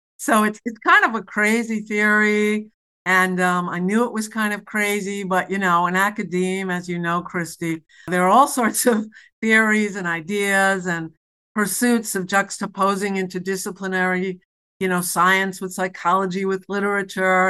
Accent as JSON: {"language": "English", "town": "New York City", "region": "New York", "country": "United States", "said": "I'm from New York City"}